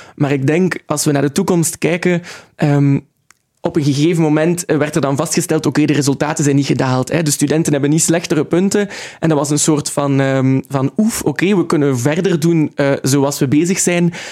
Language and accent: Dutch; Ghent, Flanders, Belgium; ik ben opgegroeid in Gent en ik wil er ook absoluut blijven